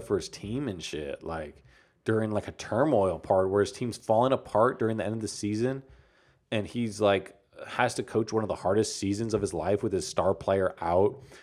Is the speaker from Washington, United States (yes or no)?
no; San Antonio, Texas, United States; I'm from San Antonio.